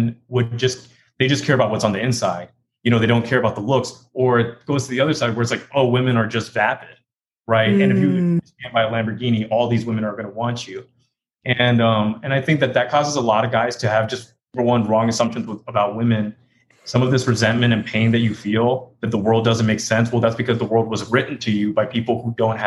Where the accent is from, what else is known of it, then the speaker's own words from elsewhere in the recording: Hong Kong; also born or lived in London / Texas; now in New York, United States; I am from London, but I was raised in Hong Kong and then moved to Texas